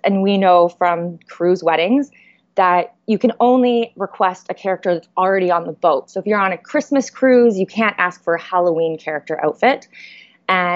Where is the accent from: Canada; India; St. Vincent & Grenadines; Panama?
Canada; Edmonton, Alberta; moved away as an adult; now in Niagara Falls, Canada; We are from Edmonton. That is 8 hours north of the Montana border. But we recently moved to Niagara Falls